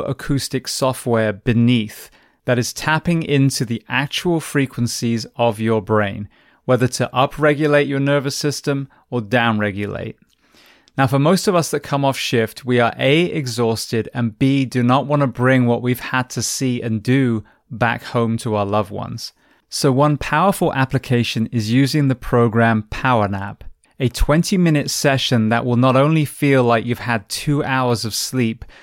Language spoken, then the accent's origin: English; England, United Kingdom; now in United States; the UK, where I'm from originally